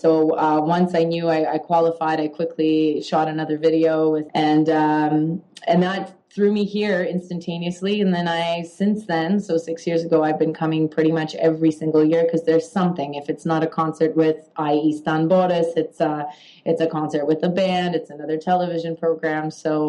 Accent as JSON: {"language": "English", "town": "Toronto", "region": "Ontario", "country": "Canada", "tie": "born or raised there", "also_born_or_lived": "Poland", "said": "Growing up, especially in Canada, as a child who was an immigrant, because I did immigrate to Canada when I was 6 years old, I always felt that I was different."}